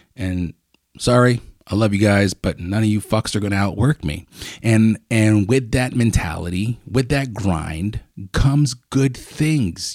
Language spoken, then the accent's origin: English; Lancaster, Pennsylvania, United States; I grew up on Fourth, Fourth and Coral, right there